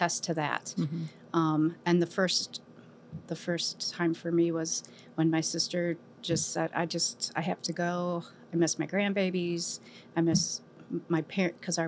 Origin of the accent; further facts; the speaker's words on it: Cleveland, Ohio, United States; moved away as an adult; now in Monticello, United States; Born and raised in Cleveland